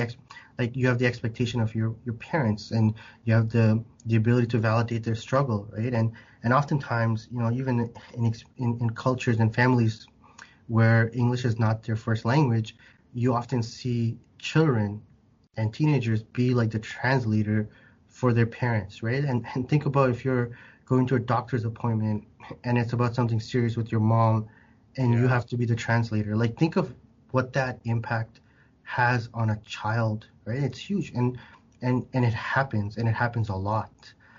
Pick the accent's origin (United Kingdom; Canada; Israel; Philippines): Canada; you wouldn't think of me as what you, when you see a Canadian, you know, just like, where are you really from? And then when I go to Bangladesh, the moment they hear me speak, they're like, where are you from?